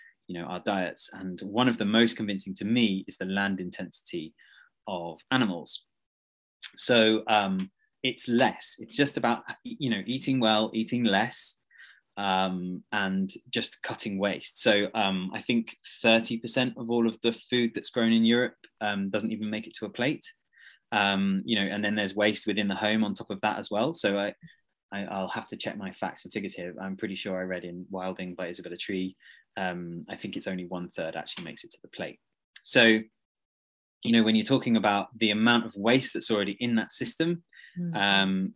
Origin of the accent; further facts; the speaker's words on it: South East England, United Kingdom; I grew up in South, so I'm quite used to hedges